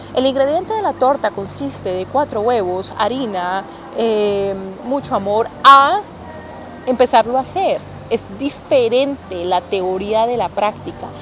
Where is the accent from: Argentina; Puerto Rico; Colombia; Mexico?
Colombia; Cali, Valle del Cauca; soy caleña